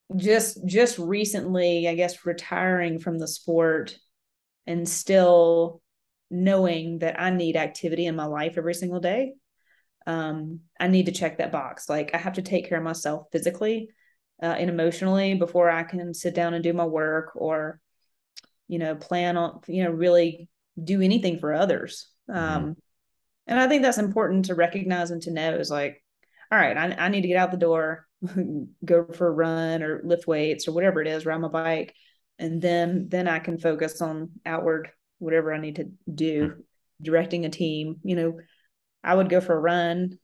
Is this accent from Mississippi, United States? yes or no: yes; Mississippi, United States; I grew up in Mississippi